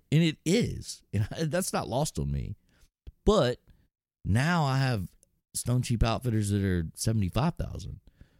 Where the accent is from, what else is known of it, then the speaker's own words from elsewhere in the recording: Texas, United States; I'm from Texas